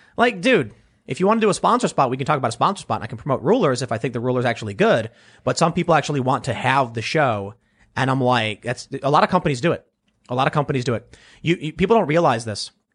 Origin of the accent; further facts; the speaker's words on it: Chicago, Illinois, United States; I'm from Chicago